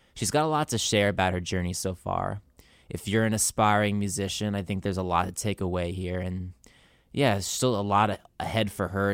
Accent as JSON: {"language": "English", "region": "New Jersey", "country": "United States", "said": "I'm from New Jersey, too"}